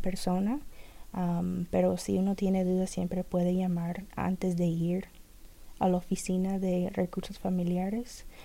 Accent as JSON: {"language": "Spanish", "region": "Kentucky", "country": "United States", "tie": "born or raised there", "second_language": "Spanish", "moved": "as an adult", "lives_now": "Jeffersonville, United States", "said": "yo vivo en Jeffersonville, Indiana, pero me crecí en Kentucky y toda mi familia es de Kentucky"}